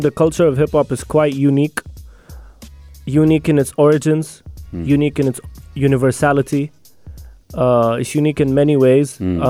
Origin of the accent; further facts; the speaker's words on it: Abu Dhabi, United Arab Emirates; also born or lived in Moscow, Russia; now in Sharjah, United Arab Emirates; came to Abu Dhabi when I was four.